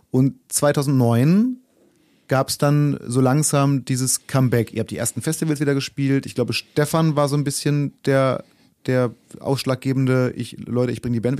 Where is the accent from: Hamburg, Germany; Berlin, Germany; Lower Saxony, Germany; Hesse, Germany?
Lower Saxony, Germany; Braunschweig; born or raised there